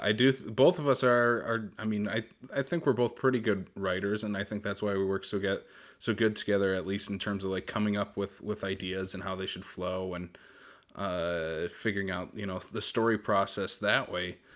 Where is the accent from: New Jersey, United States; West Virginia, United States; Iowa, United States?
Iowa, United States; now in South Dakota, United States; I'm I'm originally from Iowa